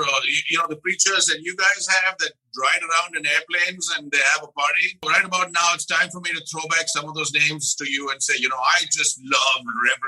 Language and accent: English; India; The basis of religious philosophy in India, as I have grown up to understand it in the last 52 years